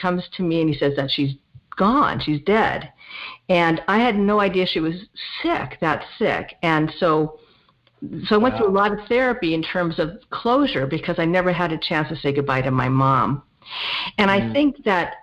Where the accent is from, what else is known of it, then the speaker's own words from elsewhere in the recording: Los Angeles, California, United States; I grew up in the San Fernando Valley in the 1970s. So I'm a Valley girl. And I haven't really gone far. I still live in the general area.